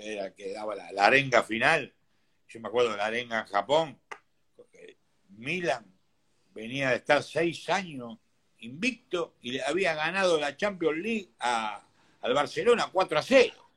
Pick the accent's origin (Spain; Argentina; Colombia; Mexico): Argentina; Buenos Aires; yo nací en Bacacay López de Vega, a una cuadra de la estación Villaluro